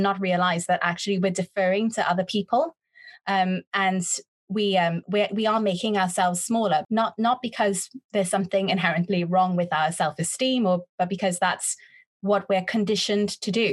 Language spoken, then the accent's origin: English; Trinidad & Tobago; moved away as an adult; I had a lot of confidence growing up in Trinidad